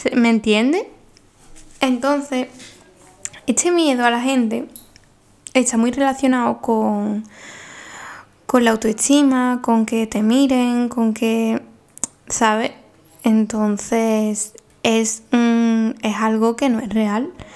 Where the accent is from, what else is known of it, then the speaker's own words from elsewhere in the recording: Paradas, Seville, Andalusia, Spain; en Sevilla, mi pueblo